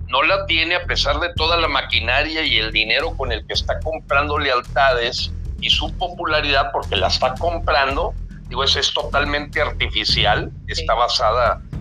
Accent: Mexico; como persona, yo te digo y como mexicano, ojalá que así sea.

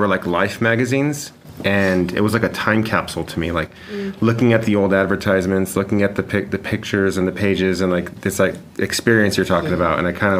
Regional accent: Santa Fe, New Mexico, United States; I grew up in Santa Fe, where there's murals everywhere

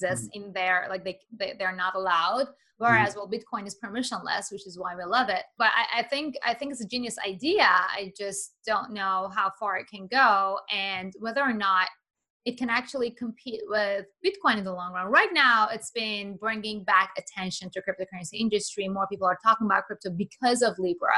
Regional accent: Iran; I'm from Iran

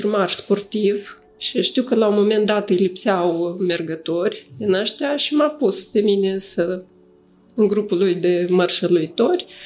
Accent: Moldova; moved away as an adult; also born or lived in Chișinău, Moldova; now in Cluj-Napoca, Romania; Eu m-am născut în Uniunea Sovietică

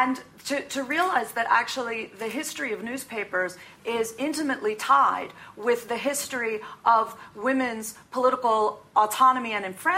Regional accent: United States; being an American woman

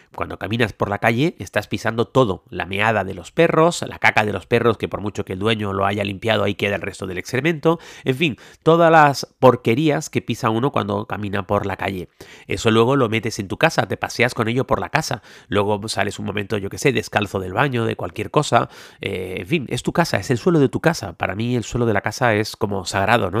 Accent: Canary Islands, Spain; yo soy de Canarias, en Canarias no tenemos ríos

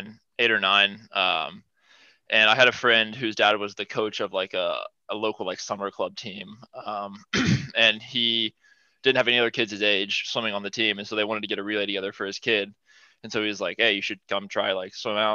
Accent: Ohio, United States; running around the local pool in my hometown. And then once I got to high school, joined the high school team

